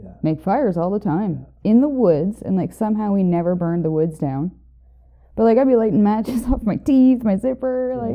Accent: Moncton, New Brunswick, Canada; I'm from the Maritimes. I was born in Moncton, New Brunswick

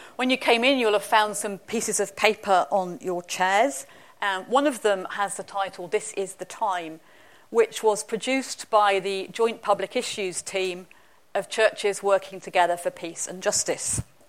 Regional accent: England, United Kingdom; now in Scotland, United Kingdom; I'm English.

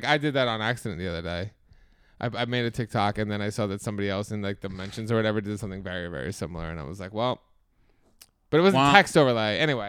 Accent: New Jersey, United States; But I'm from New Jersey. I'm a Jersey Italian.

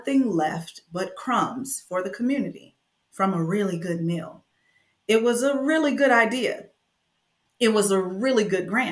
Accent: Flint, Michigan, United States; I was born and raised in Flint, Michigan in the 80s

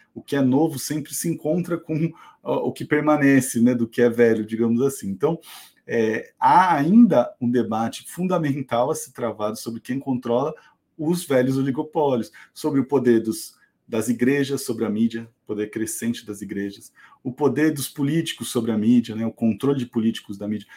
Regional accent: Salto, São Paulo, Brazil; moved away as an adult; also born or lived in Campinas; now in ABC Paulista, Brazil; Eu nasci em Salto, aqui no interior de São Paulo

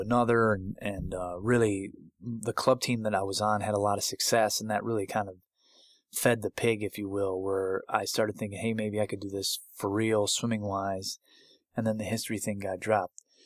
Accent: Buffalo, New York, United States; moved away; I was in grad school at the University of Buffalo, my hometown

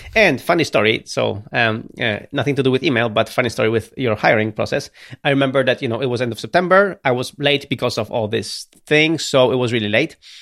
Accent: Gdynia, Pomeranian Voivodeship, Poland; I'm from Gdynia, from Baltic Sea

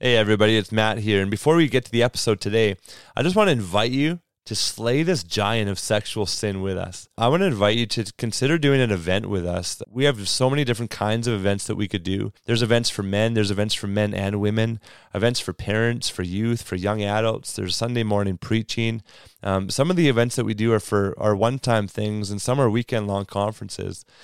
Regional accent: Canada; accent: Canadian; my Canadian accent

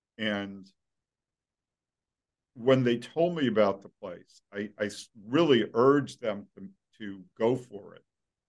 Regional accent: Brooklyn, New York, United States; I grew up in Brooklyn, so I know

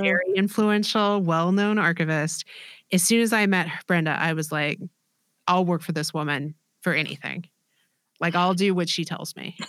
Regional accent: Austin, Texas, United States; I'm from Austin, Texas.

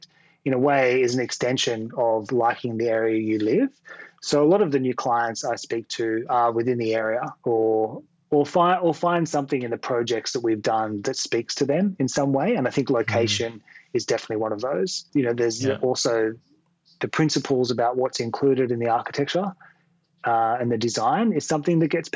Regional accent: Sydney, New South Wales, Australia; I grew up in Western Sydney originally

